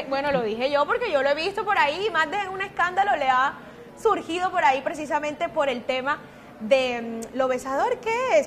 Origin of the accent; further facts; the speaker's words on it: Caribbean coast, Colombia; como diríamos en la costa